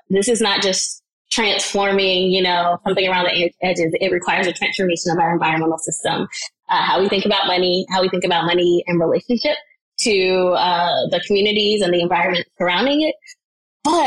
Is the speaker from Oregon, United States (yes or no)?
no; North Carolina, United States; I live in and I'm from North Carolina